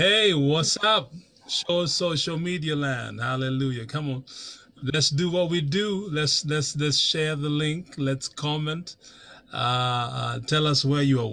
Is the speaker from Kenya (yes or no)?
yes; Kenya; I'm from Kenya.